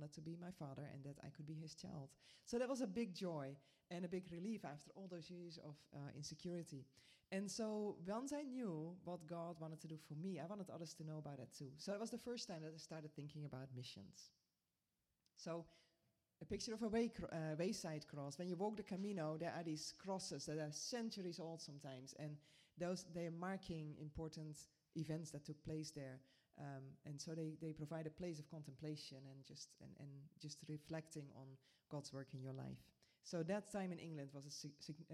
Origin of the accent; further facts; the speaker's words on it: Netherlands; moved away as an adult; also born or lived in Alabama / Sierra Leone; I was born in the Netherlands. I was born in a Christian family, but the church we grew up